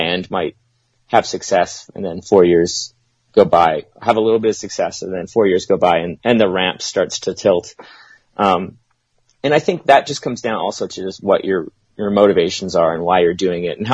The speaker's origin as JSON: {"language": "English", "town": "Winnipeg", "region": "Manitoba", "country": "Canada", "said": "we're from Winnipeg, Manitoba, Canada"}